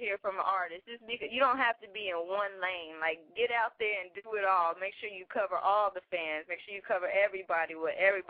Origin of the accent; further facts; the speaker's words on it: Austin, Texas, United States; I'm from the South. I'm from Austin, Texas.